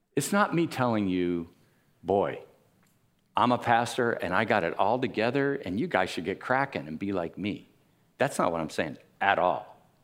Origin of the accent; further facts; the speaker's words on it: Miami, Florida, United States; I grew up in Miami